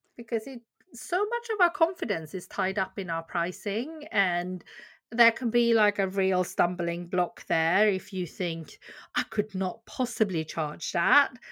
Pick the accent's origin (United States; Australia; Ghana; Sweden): Sweden; also born or lived in Korea; now in Bedfordshire, United Kingdom; I, uh, am a doctor from Korea and I grew up in Sweden